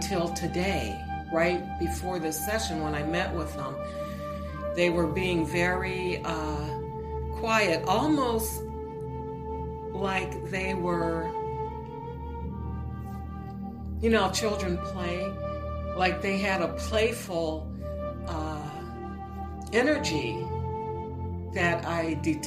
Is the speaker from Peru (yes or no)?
no; on Lake Erie, Midwest, United States; moved away; I'm originally from the Midwest, and we had some really wicked cold winters. We were right on one of the Great Lakes, Lake Erie.